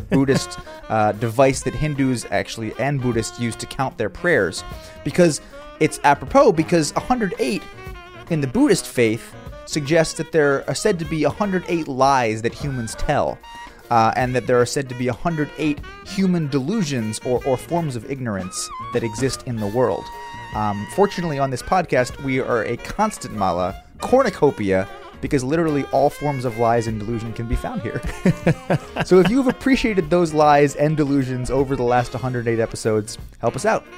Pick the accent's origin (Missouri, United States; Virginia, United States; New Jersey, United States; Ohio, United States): Virginia, United States; Southern; I grew up in Southern Virginia, uh, further away from the Baltimore market